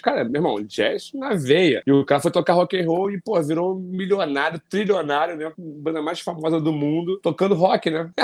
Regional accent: Rio de Janeiro, Brazil; Eu morava no Rio de Janeiro, nasci no Rio

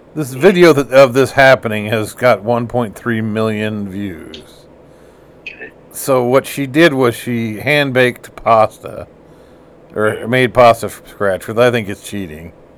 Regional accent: United States; I'm American.

